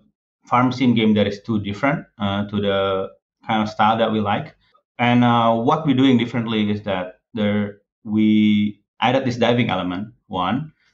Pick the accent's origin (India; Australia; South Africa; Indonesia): Indonesia; English is a second language; I mean, me growing up in Indonesia, and Jeremy, he grew up in Bali.